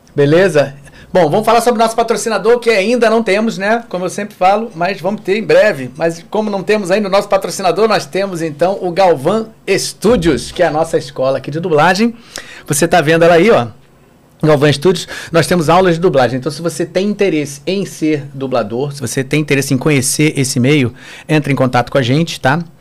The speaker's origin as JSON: {"language": "Portuguese", "region": "Rio de Janeiro", "country": "Brazil", "tie": "born or raised there", "said": "eu morava na Tijuca, morei desde, desde que nasci na Tijuca"}